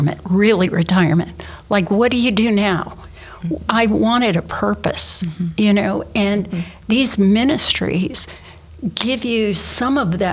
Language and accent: English; Okeechobee, Florida, United States; I grew up in Okeechobee, as you know, and went to a little tiny church